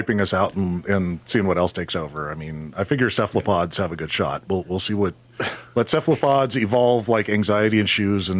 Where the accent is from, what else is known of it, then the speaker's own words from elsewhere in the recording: United States; I am American, so therefore my education is American.